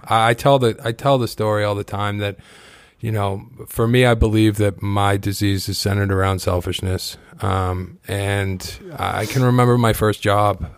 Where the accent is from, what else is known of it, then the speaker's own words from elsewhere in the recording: Kingston, Massachusetts, United States; I grew up on the South Shore. I grew up in Kingston